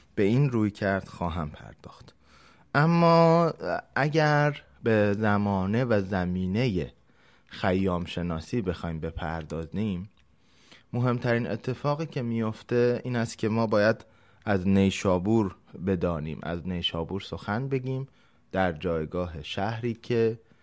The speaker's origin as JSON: {"language": "Persian", "country": "Iran", "said": "به عنوان یک ایرانی در هر جای جهان که باشیم"}